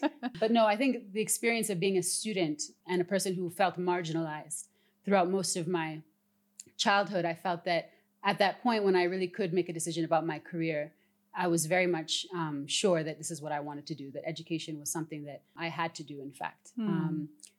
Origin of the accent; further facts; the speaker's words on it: a small town just west of Toronto, Ontario, Canada; also born or lived in Sudan; We're both from Sudan originally. I grew up in Canada in a small town just west of Toronto.